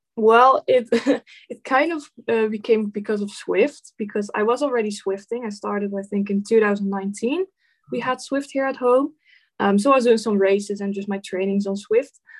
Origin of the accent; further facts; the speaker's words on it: Netherlands; I'm from the Netherlands.